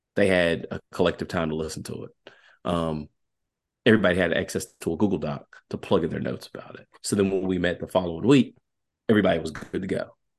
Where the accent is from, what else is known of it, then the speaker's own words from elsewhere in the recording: Southwest Virginia, United States; accent: country; I'm really country. I am from Southwest Virginia.